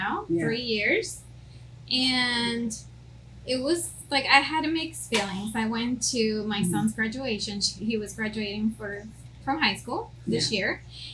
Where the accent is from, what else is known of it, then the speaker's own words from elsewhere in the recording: Puerto Rico; also born or lived in Logan, Utah; now in Maryland, United States; I'm from Puerto Rico originally